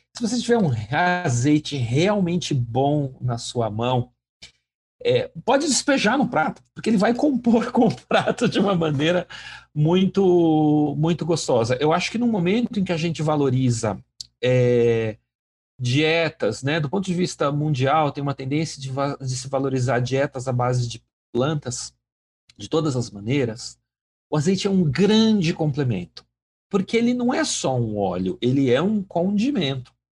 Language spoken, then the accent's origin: Portuguese; Brazil; como brasileiros